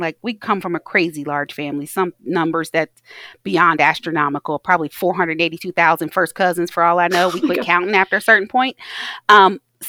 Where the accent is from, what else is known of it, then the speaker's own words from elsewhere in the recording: Taylor Mill, Kentucky, United States; I was raised in Taylor Mill, Kentucky.